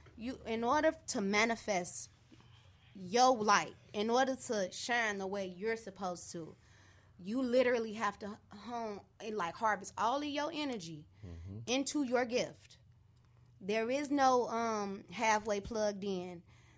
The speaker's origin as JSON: {"language": "English", "town": "Santa Monica", "region": "California", "country": "United States", "tie": "born there", "lives_now": "Chicago, United States", "said": "I was born in Santa Monica, California."}